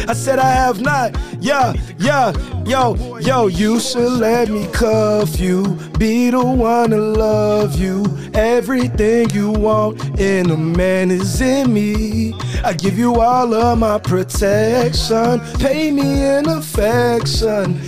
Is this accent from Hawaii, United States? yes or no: no; Chicago, Illinois, United States; I'm from Chicago